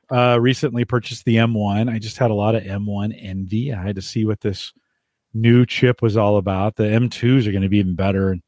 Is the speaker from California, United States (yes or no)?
yes; Silicon Valley, California, United States; also born or lived in France; I grew up in the Silicon Valley when this was happening. I lived in the valley